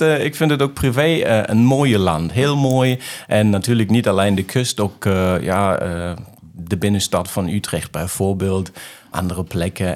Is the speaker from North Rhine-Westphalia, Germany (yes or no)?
yes; Remscheid, North Rhine-Westphalia, Germany; Dutch is a second language; Ik ben geboren in Remscheid